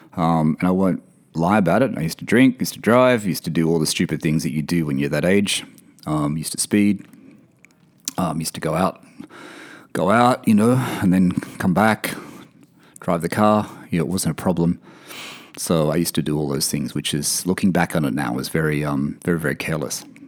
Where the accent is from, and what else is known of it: Wyong, New South Wales, Australia; born or raised there; also born or lived in Sydney / Blayney / Elizabeth Bay, Sydney